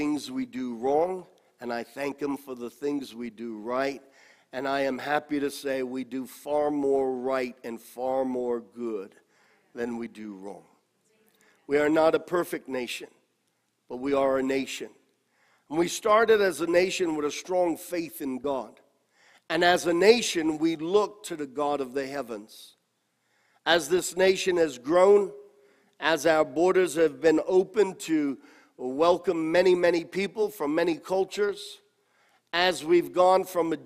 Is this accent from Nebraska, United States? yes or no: no; New York City, New York, United States; I grew up in Corona and went to church there, and the Lemon Ice King was right around the corner